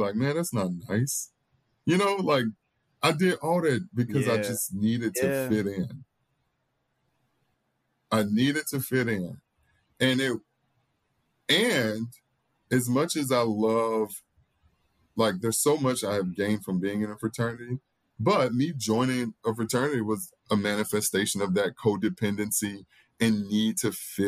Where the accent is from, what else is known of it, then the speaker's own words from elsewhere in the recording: Mississippi, United States; now in New Orleans, United States; growing up in Mississippi as a Black boy